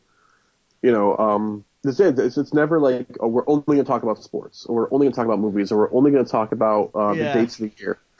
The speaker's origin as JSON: {"language": "English", "town": "West Hartford", "region": "Connecticut", "country": "United States", "tie": "born or raised there", "said": "I grew up on the Hartford side of West Hartford called Elmwood"}